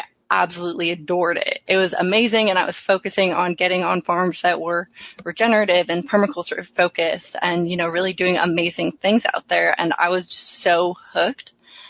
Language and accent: English; Olympia, Washington, United States; also born or lived in Texas; So, you know, I grew up in Olympia, Washington